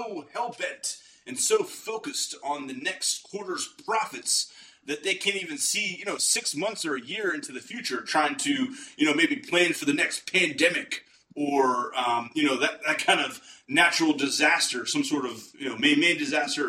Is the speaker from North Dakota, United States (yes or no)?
no; Pittsburgh, Pennsylvania, United States; moved away; also born or lived in Philadelphia; I'm from Pittsburgh